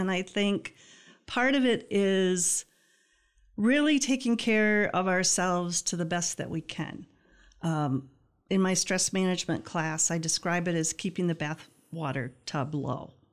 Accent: Greenville, Michigan, United States; I grew up in Greenville, small

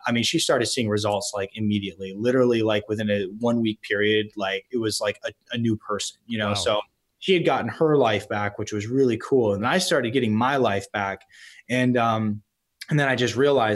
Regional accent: East Coast, United States; I am from the East Coast

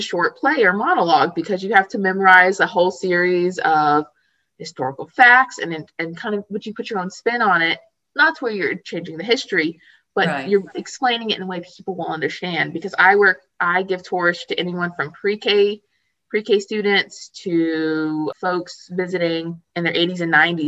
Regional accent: Hendersonville, North Carolina, United States; moved away; I'm originally from Western North Carolina, below Asheville, Hendersonville area

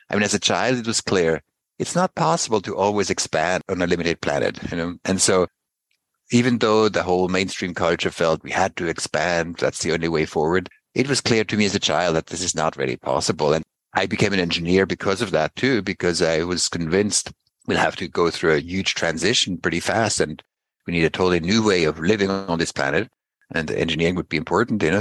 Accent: Basel, Basel-Stadt, Switzerland; I grew up in Basel

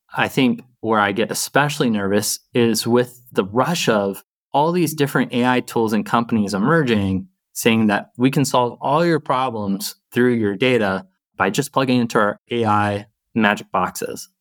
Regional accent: the South, United States; also born or lived in Boston; now in Seattle area, United States; I grew up in the South

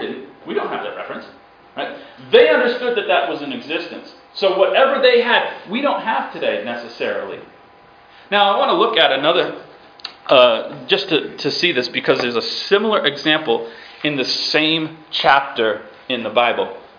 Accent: Massachusetts, United States; also born or lived in New York / Ukraine; I'm from Massachusetts. Now I was born in New York. Now my brother doesn't like Massachusetts, so he claims he, New York. Right? We're born in the same place, raised in the same place

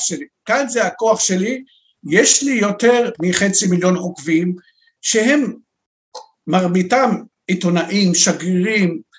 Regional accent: Beirut, Beirut Governorate, Lebanon; moved away as an adult; now in Israel; אני, יליד לבנון, אנחנו מיהודי לבנון, שם גדלתי, למדתי בבית ספר נוצרי

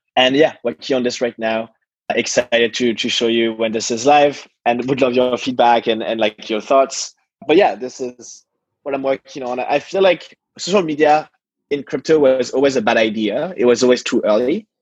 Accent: Paris, Île-de-France, France; I was born in Paris

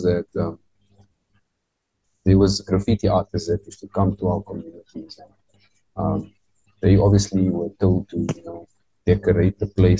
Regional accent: Johannesburg, Gauteng, South Africa; I'm from Westbury, and I went to Westbury High School

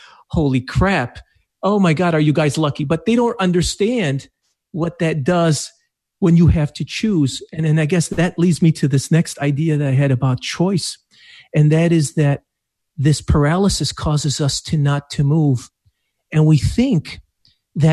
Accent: Iraq; also born or lived in Detroit, Michigan; now in Madison Heights, Michigan, United States; I'm of Arabic heritage, so I was born in Iraq

